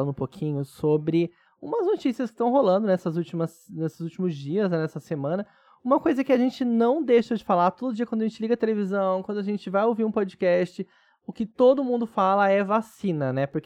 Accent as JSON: {"language": "Portuguese", "country": "Brazil", "said": "somos brasileiros"}